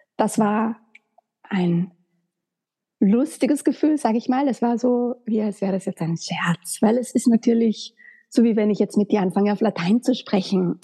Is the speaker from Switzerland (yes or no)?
no; Graz, Styria, Austria; moved away as an adult; also born or lived in Vienna; nach Wien bin ich dann gezogen, weil ich komme ursprünglich aus Graz